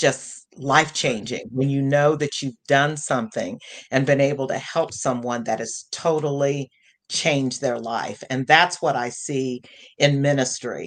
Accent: the Midwest, a small town in Indiana, United States; growing up in the Midwest in a small town and being in Indiana

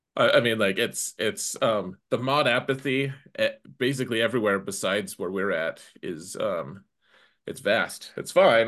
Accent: United States; an American

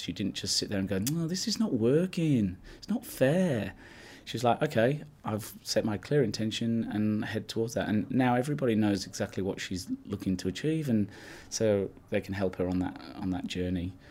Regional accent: Yorkshire and the Humber, United Kingdom; I grew up in Yorkshire from a farming family

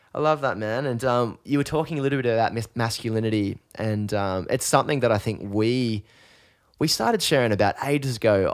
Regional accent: Newcastle, New South Wales, Australia; growing up in Newcastle, we grew up in pretty similar kind of social surroundings

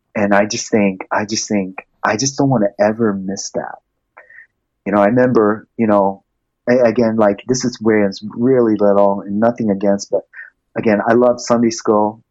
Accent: Japan; also born or lived in Malaysia; now in United States; I grew up in Japan majority of my life.

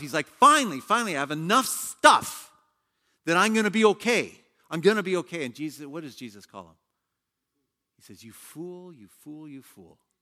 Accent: Canada; moved away as an adult; also born or lived in China; I was a Canadian working in China for a Hong Kong company

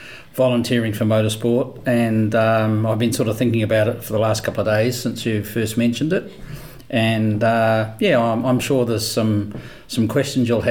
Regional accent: New Zealand; moved away as an adult; also born or lived in Queensland, Australia; now in Brisbane, Australia; when I came to Australia, and I'm from New Zealand, when I came to Australia 11, 12 years ago

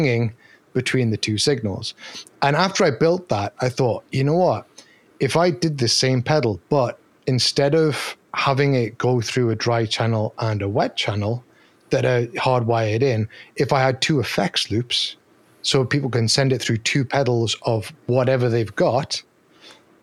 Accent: Newcastle upon Tyne, North East England, United Kingdom; accent: Geordie; So I am from Newcastle, which is in the northeast of England

